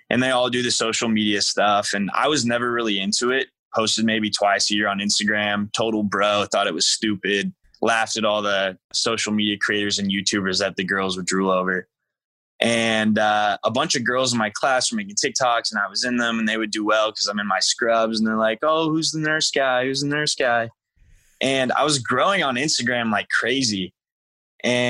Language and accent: English; United States; moved away; I grew up right on the border of Indiana and Illinois, pretty much central, but considered south